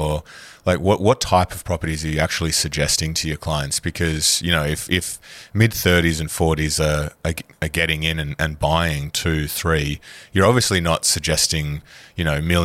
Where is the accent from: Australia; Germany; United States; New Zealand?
Australia; as an Australian